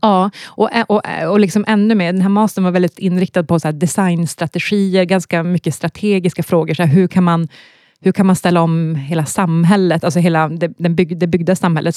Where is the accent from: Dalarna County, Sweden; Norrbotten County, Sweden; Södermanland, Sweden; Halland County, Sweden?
Norrbotten County, Sweden; Luleå; accent: Norrland dialect; moved away as an adult; also born or lived in Gothenburg; now in Stockholm, Sweden; Jag är uppvuxen i Norrbotten, Luleå